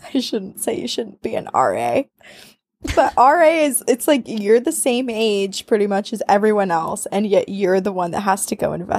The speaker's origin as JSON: {"language": "English", "region": "Ontario", "country": "Canada", "tie": "born or raised there", "said": "I grew up in Ontario City, about 2 hours north of Toronto. Yay, Canada!"}